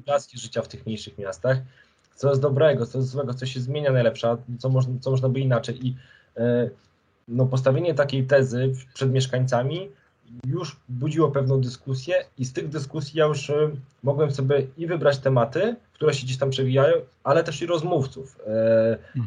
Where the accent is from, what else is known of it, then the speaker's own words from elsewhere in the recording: Krasnystaw, Lublin Voivodeship, Poland; moved away; Ja urodziłem się i wychowałem i młodość taką tą pierwszą spędziłem w Krasnym Stawie, to jest miejscowość na Lubelszczyźnie